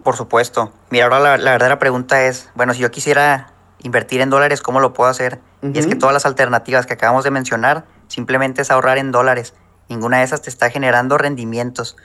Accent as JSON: {"language": "Spanish", "region": "Chihuahua", "country": "Mexico", "also_born_or_lived": "Acuña, Coahuila", "moved": "as an adult", "said": "yo soy mexicano, soy de Chihuahua"}